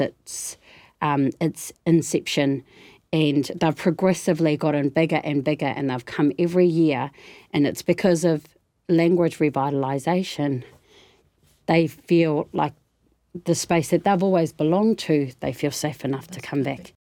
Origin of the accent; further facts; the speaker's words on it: Opotiki, Bay of Plenty, New Zealand; I hail from the streets of Opotiki